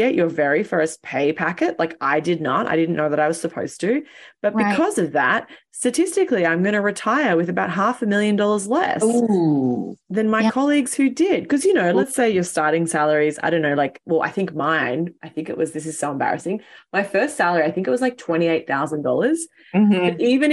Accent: Australia; accent: Aussie; moved away as an adult; now in New York City, United States; I'm Aussie, which probably your listeners can tell from the way that I sound

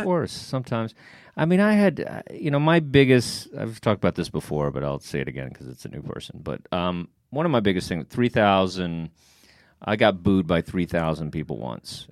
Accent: Texas, United States; now in New York, United States; I'm from Texas

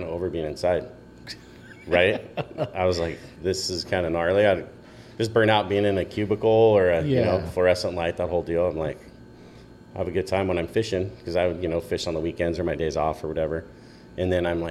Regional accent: San Clemente, California, United States; I grew up in San Clemente

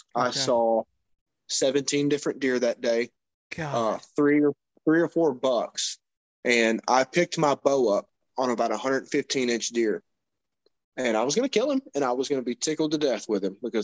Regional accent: Kentucky, United States; moved away as an adult; now in Indiana, United States; I live in Indiana currently. I'm from Kentucky. I've lived there my entire life

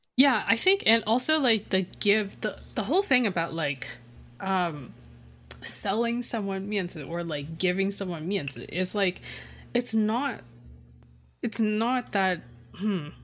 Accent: Canada; also born or lived in Taiwan; after years of, like, growing up in Canada

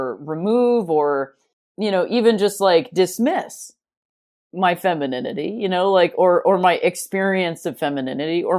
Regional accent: United States; I am an American person

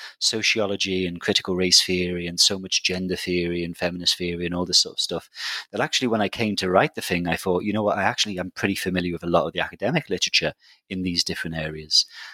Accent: Liverpool, North West England, United Kingdom; I'm from Liverpool, which is a big city in the UK, a big sort of, classic post-industrial city

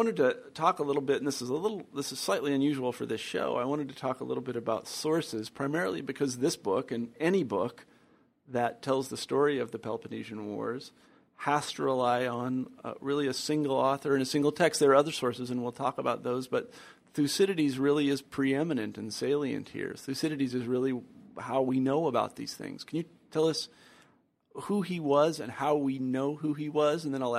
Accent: Kansas, United States; now in Iowa City, United States; I grew up in Kansas. That's very different than Japan, but still.

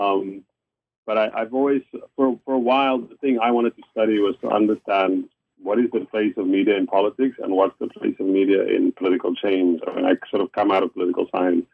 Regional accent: Cape Town, Western Cape, South Africa; moved away; I'm from South Africa. I grew up. Uh, I was born in Cape Town. I grew up um, uh, during apartheid.

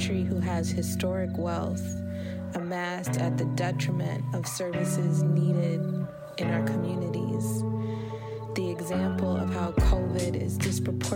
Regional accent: Chicago, Illinois, United States; I am a longtime organizer and artist born and raised in Chicago

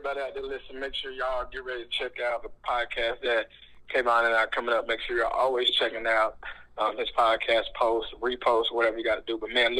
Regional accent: Laurinburg, North Carolina, United States; born or raised there

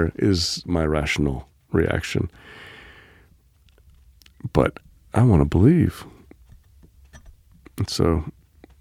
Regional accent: Biloxi, Mississippi, United States; moved away; I spent my childhood growing up in my great-aunt's house in Biloxi

